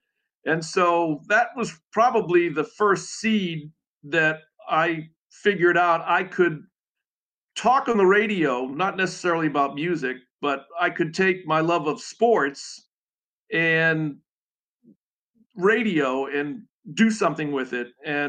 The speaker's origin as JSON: {"language": "English", "town": "Boston", "region": "Massachusetts", "country": "United States", "tie": "born or raised there", "moved": "yes", "said": "growing up in the Boston area"}